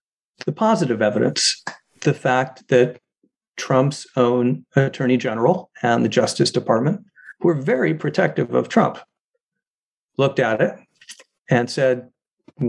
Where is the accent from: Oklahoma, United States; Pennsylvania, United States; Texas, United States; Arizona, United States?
Arizona, United States; Arizona, my home state.